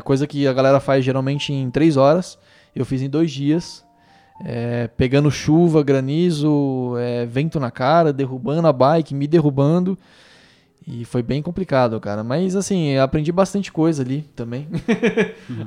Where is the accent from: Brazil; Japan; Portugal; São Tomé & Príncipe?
Brazil; também sou do Brasil